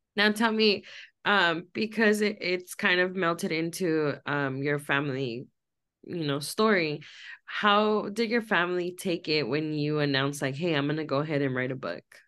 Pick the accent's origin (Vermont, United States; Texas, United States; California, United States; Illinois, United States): California, United States; Los Angeles; I grew up in Los Angeles